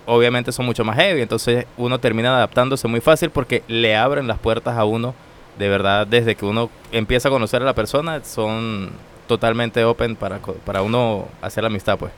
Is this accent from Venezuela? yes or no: yes; San Cristóbal, Táchira, Venezuela; moved away as an adult; also born or lived in Santo Domingo, Dominican Republic; now in San Francisco de Macorís, Dominican Republic; yo vengo de Venezuela, de la provincia del del Táchira ya se le llama estado a las provincias. Okay. El estado Táchira, ciudad San Cristóbal